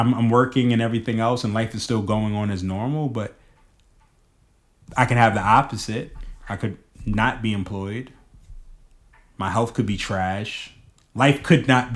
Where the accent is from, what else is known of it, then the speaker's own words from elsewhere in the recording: New York City, New York, United States; moved away; I'm a kid from Harlem.